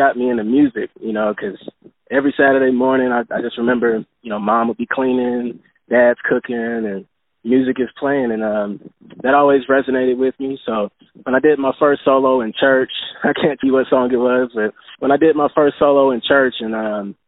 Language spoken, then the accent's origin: English; Charlotte, North Carolina, United States; growing up in Charlotte